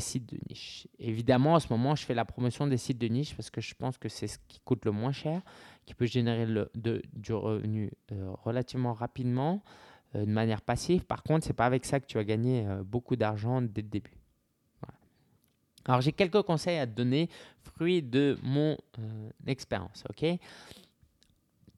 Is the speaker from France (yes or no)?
yes; France; en tant que Français